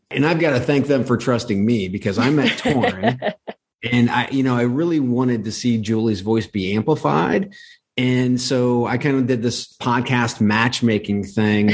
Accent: Ohio, United States; I grew up in in Ohio. Everything is mm-hmm. football mm. in Ohio

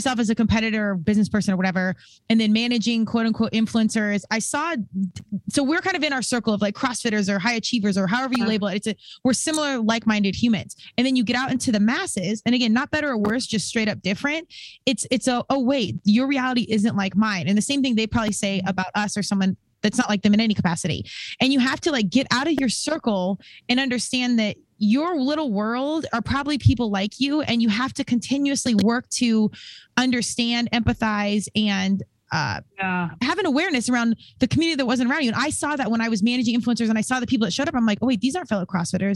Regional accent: Colorado, United States; moved away as an adult; I was from Colorado

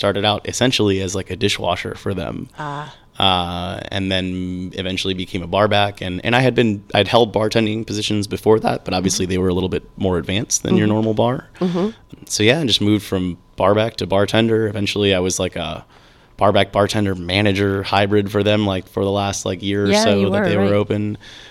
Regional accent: Tampa, Florida, United States; also born or lived in St. Petersburg, Florida; Tampa, actually. I grew up in Tampa, born and raised.

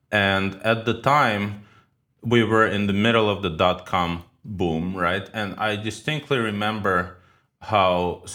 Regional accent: New York City, New York, United States; also born or lived in Ukraine; I was born in Ukraine. I moved to New York City with my parents when I was 13. I basically grew up in New York, or spent, you know, half my life in New York.

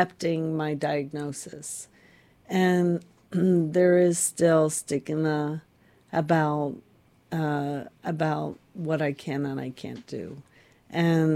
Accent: Florida, United States; I grew up in Florida

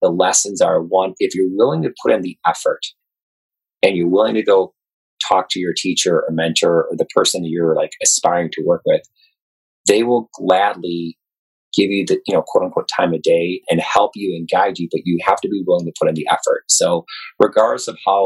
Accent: Chicago, Illinois, United States; Born and raised in Chicago

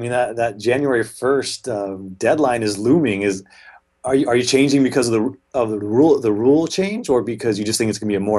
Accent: California coastline, United States; I'm born and raised on the California coastline

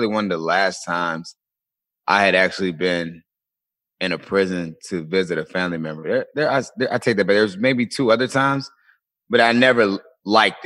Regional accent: Colonial Beach, Virginia, United States; I grew up in a small town in Virginia, a small town called Colonial Beach, Virginia.

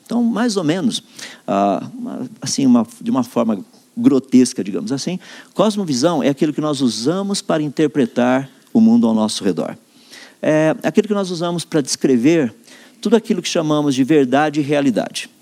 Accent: Limeira, São Paulo, Brazil; eu sou da cidade de Limeira, estado de São Paulo

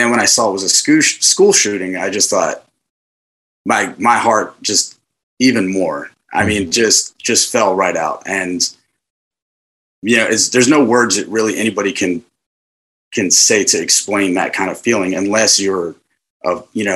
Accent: Riverside, New Jersey, United States; moved away as an adult; also born or lived in San Diego, California; I was born in San Diego, California, but raised in my school age years in Riverside, New Jersey, which is just on the outside of the, you know, the Philadelphia metropolitan area

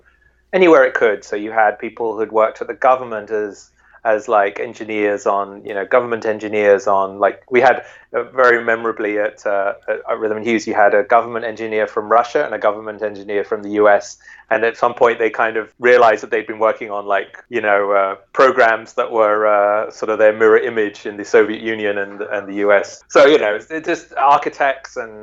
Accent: near Shepperton Studios, South East England, United Kingdom; I was a kid in England. I grew up near Shepperton Studios

